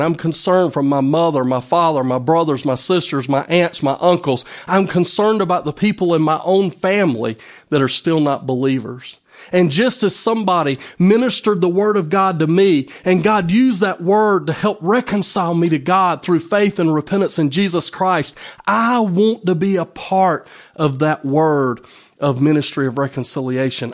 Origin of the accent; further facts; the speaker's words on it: United States; I'm no longer just an American citizen